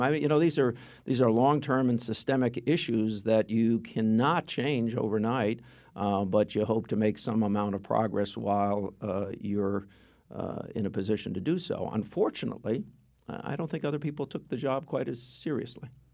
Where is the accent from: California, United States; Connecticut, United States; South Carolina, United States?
Connecticut, United States; Stamford; I grew up in Stanford